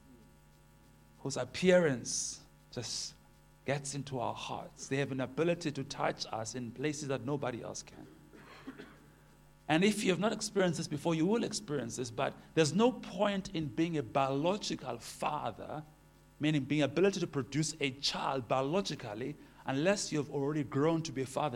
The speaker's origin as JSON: {"language": "English", "town": "Port Elizabeth", "region": "Eastern Cape", "country": "South Africa", "said": "I am from Port Elizabeth, married"}